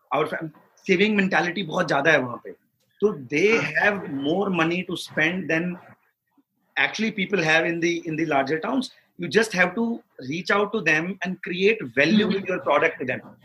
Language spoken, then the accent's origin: Hindi; Haryana, India; moved away; हरियाणा हम्म। के एक बहुत छोटे से गांव में बड़ा हुआ हूँ पचास साठ घर है मेरे गाँव में मैंने पूरी स्कूलिंग वहीं से करी है